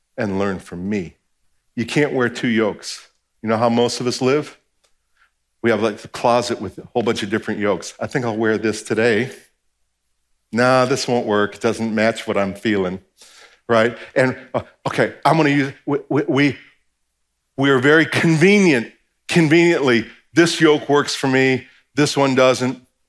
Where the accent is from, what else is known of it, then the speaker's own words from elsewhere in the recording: New Jersey, United States; I'm from New Jersey